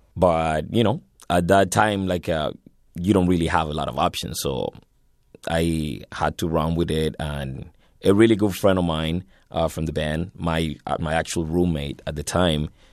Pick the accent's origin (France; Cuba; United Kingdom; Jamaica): Cuba; Havana; moved away as an adult; now in Canada; I was born in Havana, January seventh, uh, nineteen eighty-four